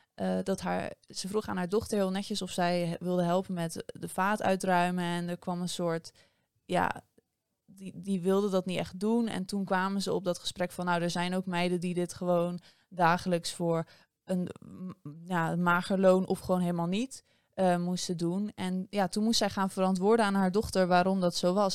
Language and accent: Dutch; Netherlands